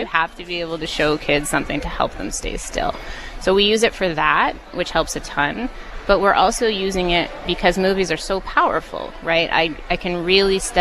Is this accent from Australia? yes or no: no; Vernon, British Columbia, Canada; I grew up in Vernon